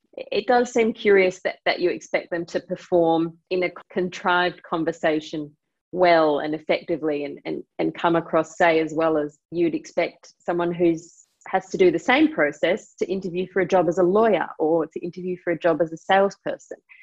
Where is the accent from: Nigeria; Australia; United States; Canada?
Australia; now in London, United Kingdom; I'm Australian